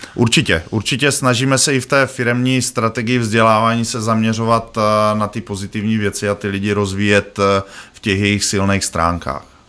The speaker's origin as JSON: {"language": "Czech", "region": "Bohemia", "country": "Czechia", "said": "já z Čech jsem"}